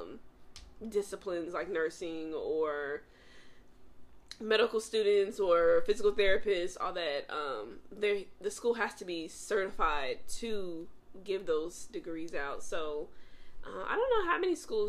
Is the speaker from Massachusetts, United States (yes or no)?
no; Mesquite, Texas, United States; also born or lived in Chicago, Illinois; I am born in Chicago, Illinois, raised in Dallas, Texas, more specifically Mesquite, Texas.